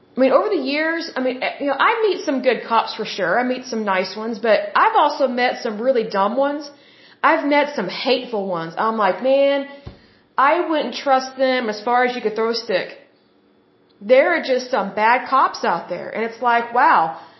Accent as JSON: {"language": "English", "region": "Oklahoma", "country": "United States", "said": "I'm from Oklahoma"}